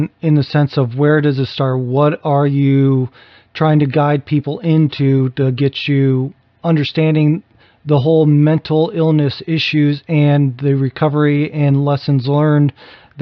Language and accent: English; Ohio, United States; I grew up in the Midwest of Ohio, or the middle of Ohio